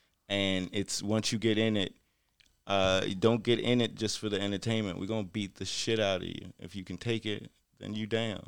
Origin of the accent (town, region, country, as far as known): Baltimore, Maryland, United States